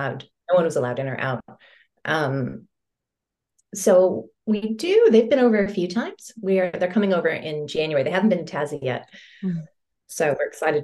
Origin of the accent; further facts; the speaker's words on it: Connecticut, United States; moved away as an adult; I'm from Connecticut.